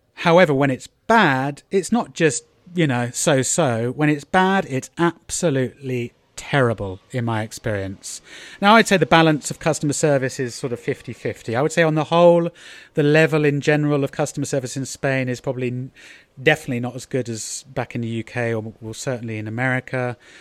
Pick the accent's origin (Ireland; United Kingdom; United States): United Kingdom; moved away; I'm being very British